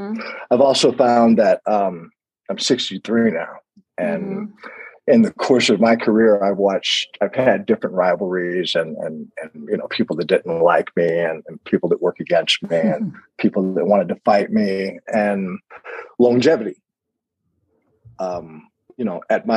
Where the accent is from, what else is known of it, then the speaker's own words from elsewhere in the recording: United States; now in Colorado, United States; I'm an American